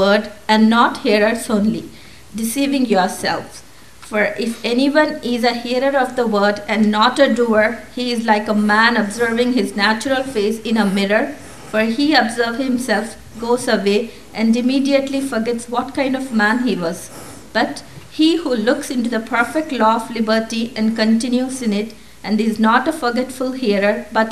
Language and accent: English; India; moved away; I was born in India and raised in a Christian family.